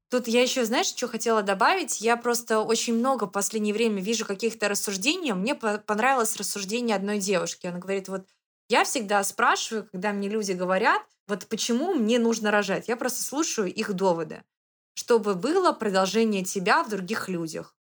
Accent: Saint Petersburg, Russia; now in Moscow, Russia; я выросла в Санкт-Петербурге, это мой родной город, и я потом переехала в Москву

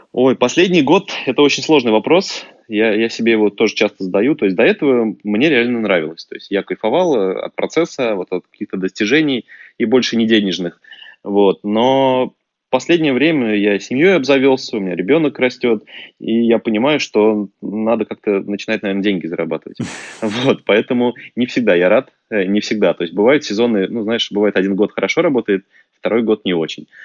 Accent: Orenburg, Orenburg Oblast, Russia; moved away; also born or lived in Denmark; родился в Оренбурге, вырос в Оренбурге, закончил университет там

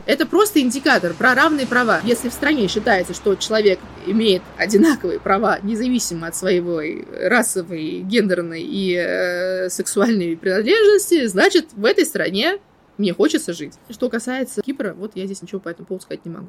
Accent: Moscow, Russia; moved away as an adult; also born or lived in Murcia; now in Cyprus; я родилась и выросла в Москве

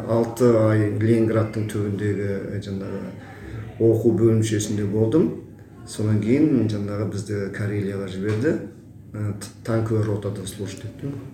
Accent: Kazakhstan; also born or lived in Taldykorgan / Karelia; туылған жерім үйгентас ауданы

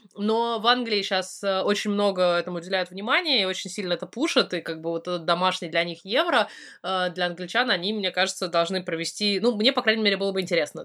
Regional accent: Russia; also born or lived in Tatar family (ancestry); now in United Kingdom; я из России

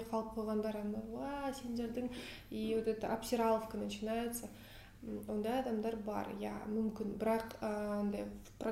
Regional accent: Pavlodar, Pavlodar Region, Kazakhstan; өзім павлодардың тумасымын яғни солтүстіктен менің қазақшамды ә, маған жақын таныстарым айтады сенің қазақшаңды түсінбейміз дейді өйткені сенің қазақшаң тым таза тым әдеби ешқандай диалект сөздер жоқ

